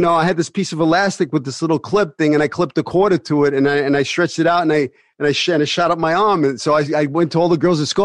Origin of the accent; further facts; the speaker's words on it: New York City, New York, United States; also born or lived in Bensonhurst, Brooklyn; I grew up in Sunset Park, but then my mother moved to uh, 75th and 18th Avenue